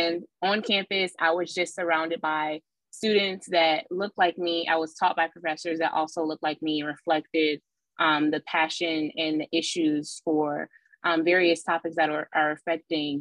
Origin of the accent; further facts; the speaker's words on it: Detroit, Michigan, United States; I grew up in Detroit, Michigan for about 3 years. I was born there.